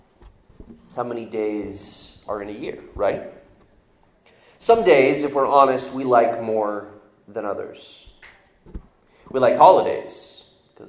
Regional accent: the South, United States; accent: Southern; I'm from the South, so we talk a little different down where I'm from

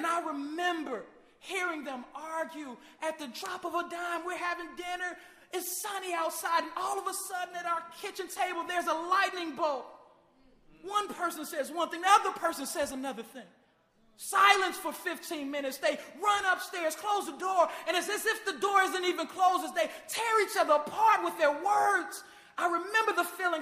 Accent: Chicago, Illinois, United States; my hometown, Chicago, Illinois

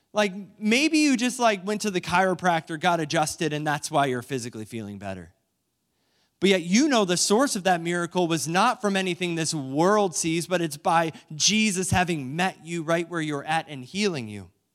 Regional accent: New London, Ohio, United States; moved away; my hometown of New London, Ohio

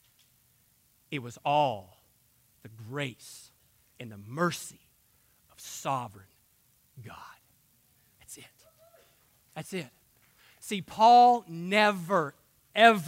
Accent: United States; for those of us who live in this country

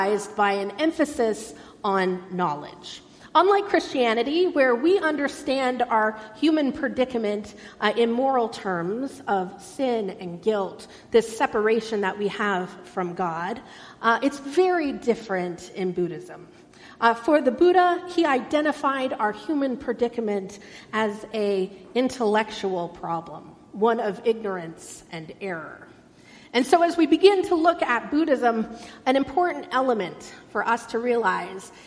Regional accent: Irvine, California, United States; I grew up in Irvine, a beautiful, planned and designed city

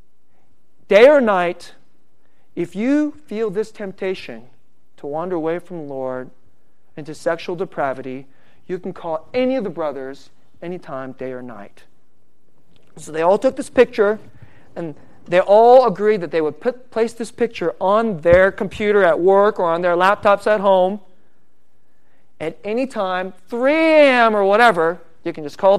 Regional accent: San Francisco Bay Area, California, United States; I'm from the San Francisco Bay Area

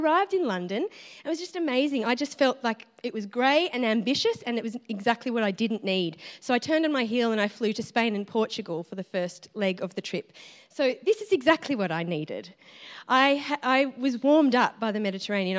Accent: Dubbo, New South Wales, Australia; moved away as an adult; now in Melbourne, Australia; I'm from Dubbo in New South Wales originally

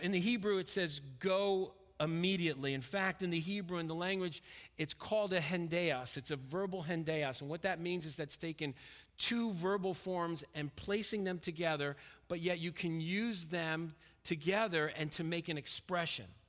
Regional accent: Stamford, Connecticut, United States; moved away; also born or lived in Pennsylvania; I grew up in Stamford, Connecticut

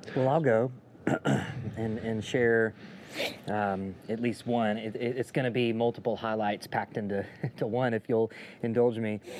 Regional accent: Jackson, Mississippi, United States; moved away as an adult; we grew up here uh, in the Jackson area

